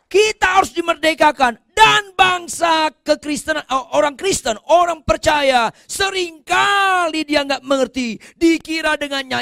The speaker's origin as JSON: {"language": "Indonesian", "region": "North Sumatra", "country": "Indonesia", "said": "Saya orang Batak, nggak usah saya jelaskan juga Anda udah tahu."}